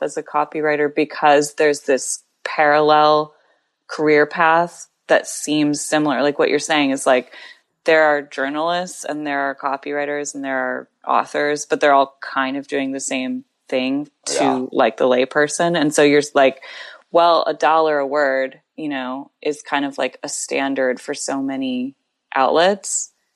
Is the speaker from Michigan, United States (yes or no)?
yes; Grand Rapids, Michigan, United States; moved away as an adult; also born or lived in Tucson, Arizona / Ann Arbor, Michigan; now in New York City, United States; I grew up half in Tucson, Arizona, and half in Grand Rapids, Michigan